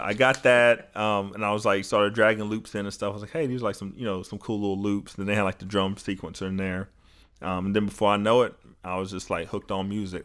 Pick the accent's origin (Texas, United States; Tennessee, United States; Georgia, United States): Georgia, United States; North; back up to North Georgia 'cause it was just, like, closer to my hometown